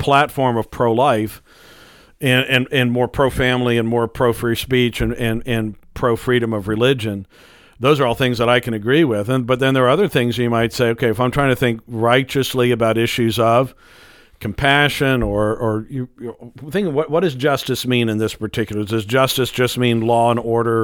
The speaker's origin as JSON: {"language": "English", "country": "United States", "said": "as an American"}